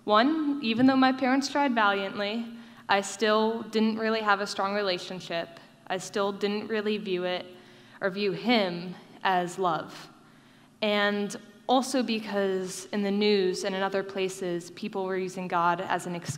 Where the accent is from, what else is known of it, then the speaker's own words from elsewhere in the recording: Davidson, North Carolina, United States; I grew up in Davidson, NC, and it's not near a military base, and we have no extended family here